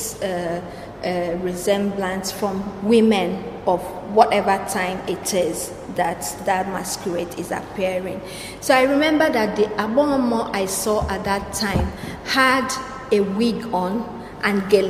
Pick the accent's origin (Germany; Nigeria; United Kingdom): Nigeria; I'm a Nigerian, I'm an African woman.